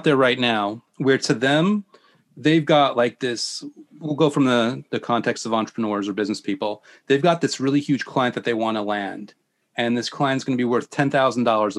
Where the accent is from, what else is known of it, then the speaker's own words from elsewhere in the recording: New York, United States; I'm from New York.